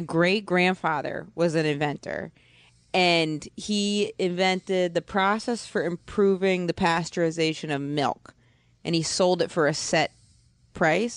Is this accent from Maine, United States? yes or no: yes; Maine, United States; moved away as an adult; also born or lived in Boston; I'm from Maine, but then I went to college in Boston.